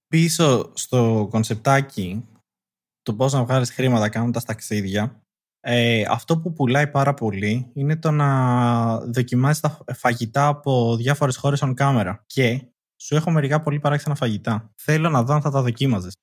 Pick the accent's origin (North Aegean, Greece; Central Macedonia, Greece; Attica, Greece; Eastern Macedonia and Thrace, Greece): Attica, Greece; Athens